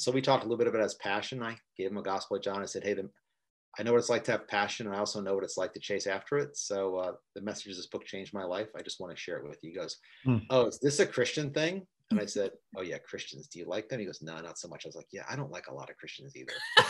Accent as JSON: {"language": "English", "region": "New York", "country": "United States", "said": "I'm from New York"}